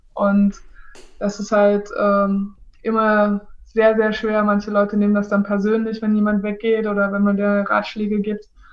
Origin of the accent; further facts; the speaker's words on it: Halle, Saxony-Anhalt, Germany; moved away as an adult; also born or lived in Leipzig / Italy / France / Belgium; now in Hannover, Germany; Ich bin in Halle Saale groß geworden